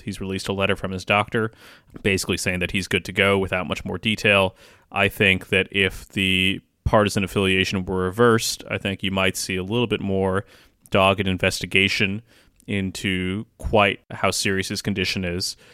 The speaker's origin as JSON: {"language": "English", "region": "Kentucky", "country": "United States", "tie": "born or raised there", "said": "my home state of Kentucky"}